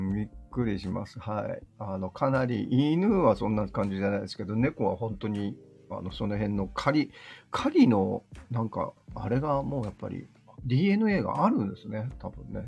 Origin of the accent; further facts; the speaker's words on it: Osaka, Japan; もともとあの、大阪人なんで、僕は。